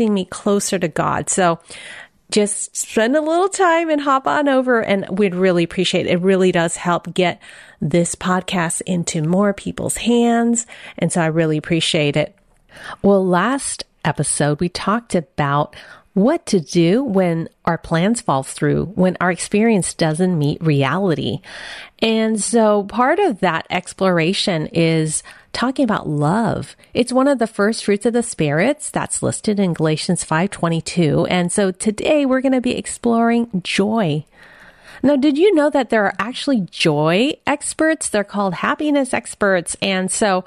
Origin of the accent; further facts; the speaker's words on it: San Francisco, California, United States; I was born in San Francisco, Chinatown.